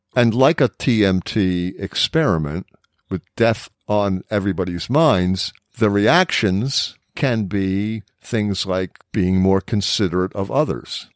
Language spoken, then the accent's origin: English; United States; as an American